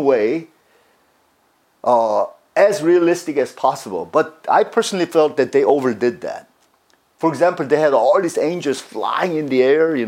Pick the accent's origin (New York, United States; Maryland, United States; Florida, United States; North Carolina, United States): North Carolina, United States; now in California, United States; I grew up in the East Coast, in one of the southern states, a state called North Carolina